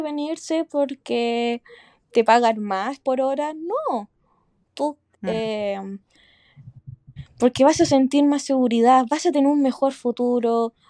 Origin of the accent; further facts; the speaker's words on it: Chile; moved away as an adult; now in Sydney, Australia; mi país, que es Chile